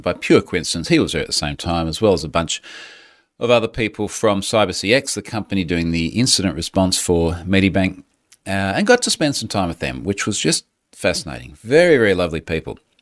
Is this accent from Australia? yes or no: yes; Australia; accent: Aussie